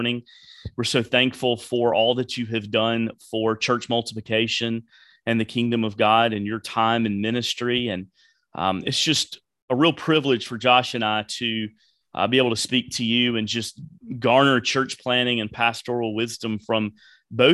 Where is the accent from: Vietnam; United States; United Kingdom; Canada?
United States; Gadsden, Alabama; I am from Gadsden, Alabama